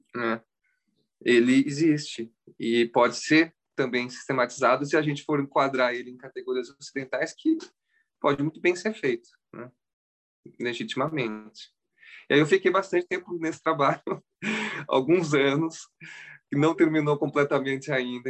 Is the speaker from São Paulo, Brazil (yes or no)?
yes; Campinas, São Paulo, Brazil; moved away as an adult; also born or lived in Córdoba, Argentina; now in California, United States; Eu nasci no Brasil mesmo, em Campinas